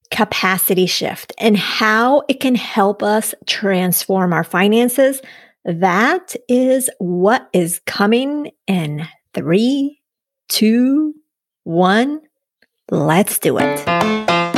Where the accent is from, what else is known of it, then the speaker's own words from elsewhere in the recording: Colombia; yo de Colombia